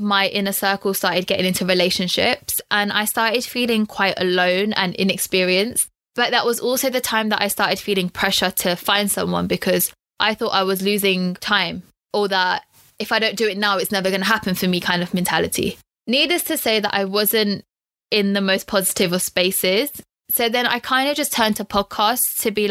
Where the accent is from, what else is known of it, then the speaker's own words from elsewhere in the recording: London, United Kingdom; also born or lived in Loughborough; I'm born and raised in London